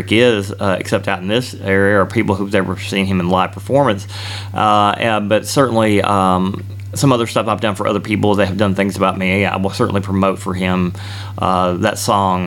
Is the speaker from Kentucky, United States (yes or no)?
yes; Bowling Green, Kentucky, United States; I grew up here in Bowling Green, Kentucky